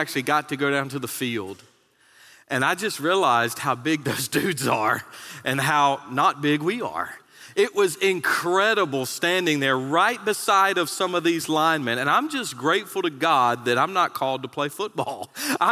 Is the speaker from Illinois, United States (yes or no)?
no; North Carolina, United States; moved away; I was born in North Carolina.